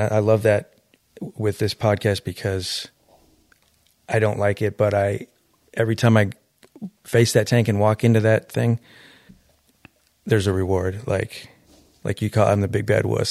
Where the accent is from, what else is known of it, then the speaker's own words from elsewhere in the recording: Detroit, Michigan, United States; I'm from Detroit inner city.